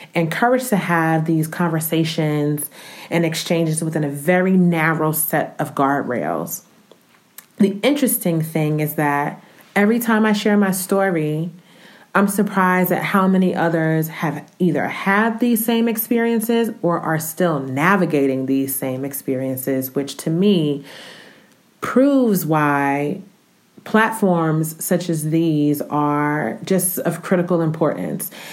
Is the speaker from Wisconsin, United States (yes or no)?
no; Newark, New Jersey, United States; moved away as an adult; also born or lived in Romania; now in Atlanta, United States; I'm originally from Newark, New Jersey